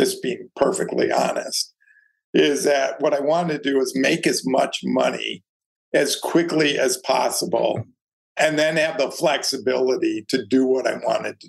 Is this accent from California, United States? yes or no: no; suburb of Detroit, Michigan, United States; moved away as an adult; now in New York, United States; I grew up in a nice suburb of Detroit